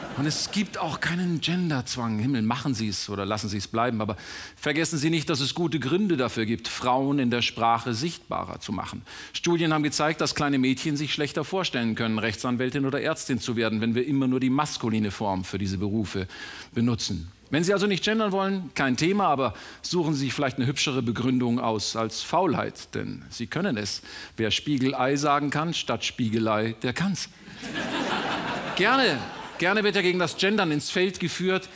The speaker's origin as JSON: {"language": "German", "region": "Bavaria", "country": "Germany", "said": "Ich als Bayer"}